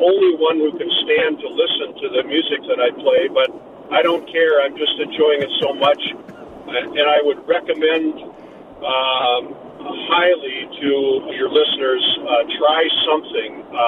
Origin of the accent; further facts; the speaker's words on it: St. Paul, Minnesota, United States; I'm from St. Paul